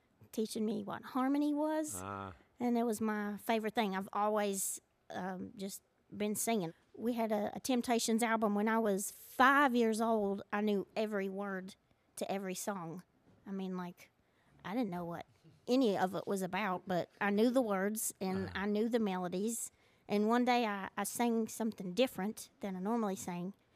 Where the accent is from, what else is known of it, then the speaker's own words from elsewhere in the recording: Seth, West Virginia, United States; I grew up in Seth, which is a small little town in Boone County, West Virginia